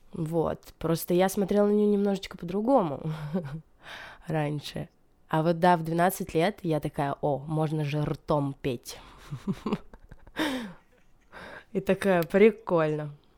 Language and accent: Russian; Stavropol Krai, Russia; moved away; also born or lived in Saint Petersburg / Bryansk / Moscow; я я из маленького-маленького поселка, численность населения которого 4000. Ну и то даже, когда я родилась, этот поселок был отделен от другого, к которому его присоединили, и там еще меньше людей было, я не знаю, меньше, чем на наши друзья собирают. А, вот, и э, это Ставропольский край